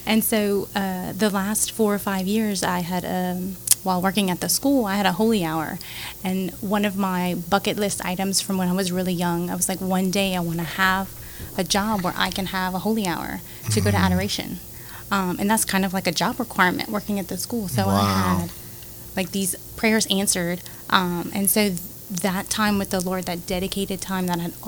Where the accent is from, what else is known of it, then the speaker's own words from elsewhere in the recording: Carencro, Louisiana, United States; I grew up in Karen Grove, so I'm a pretty tough girl